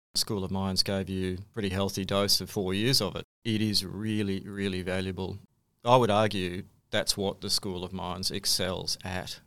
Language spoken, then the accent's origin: English; Sydney, New South Wales, Australia; moved away; also born or lived in Kalgoorlie; I was born in Sydney